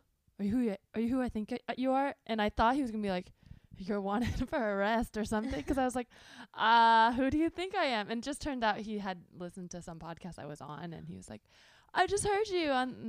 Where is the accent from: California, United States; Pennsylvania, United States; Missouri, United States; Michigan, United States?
California, United States; now in Los Angeles, United States; Well, I grew up in the Bay Area, but I lived in LA for 3 years.